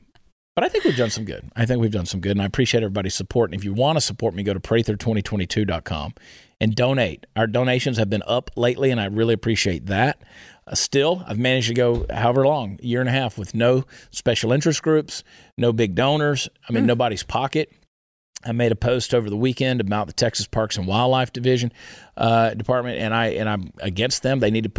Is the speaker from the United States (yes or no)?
no; Canada; I still identify as a Canadian trucker.